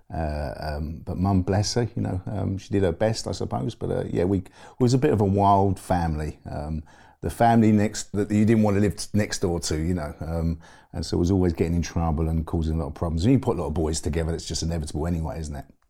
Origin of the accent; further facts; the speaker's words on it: London, United Kingdom; also born or lived in Forest Gate / Ilford; was born in East London. I grew up in an area called Forest Gate, and, um, and then we moved to, uh, a little way out to Ilford. So it was all sort of East London as a young man